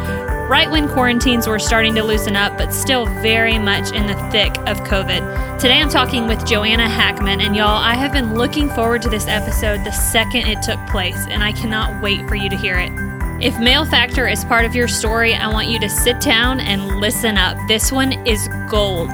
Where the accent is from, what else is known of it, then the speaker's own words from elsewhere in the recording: Florida, United States; I grew up in Florida